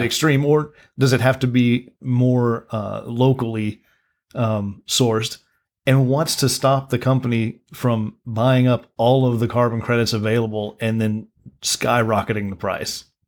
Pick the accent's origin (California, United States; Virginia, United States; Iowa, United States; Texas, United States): Texas, United States; Midland; I was born in Midland.